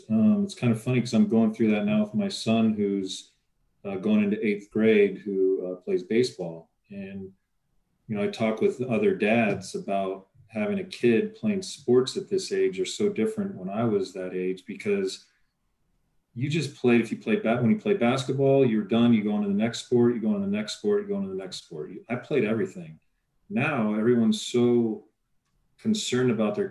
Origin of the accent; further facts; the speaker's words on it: Pasadena, California, United States; I grew up right in Pasadena in an area right above the Rose Bowl